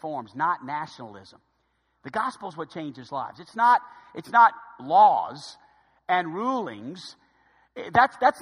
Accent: United States; to be an American

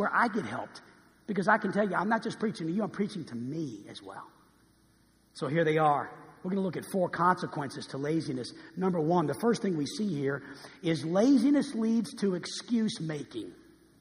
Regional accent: New Orleans, Louisiana, United States; I was born and raised in New Orleans, Louisiana

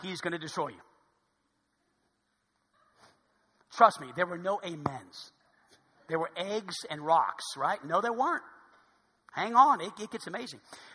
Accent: New Orleans, Louisiana, United States; now in Hot Springs, United States; I'm from New Orleans.

